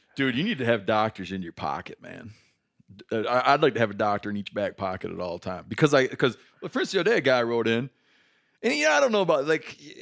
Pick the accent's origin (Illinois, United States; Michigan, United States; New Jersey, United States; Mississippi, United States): Michigan, United States; now in Bozeman, United States; growing up in Michigan